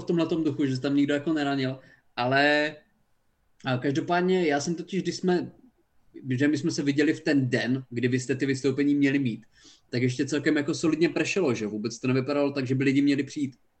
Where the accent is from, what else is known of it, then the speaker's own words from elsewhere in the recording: Haná, Olomouc Region, Czechia; now in Brno, Czechia; jsem z Hane a bydlím v Brně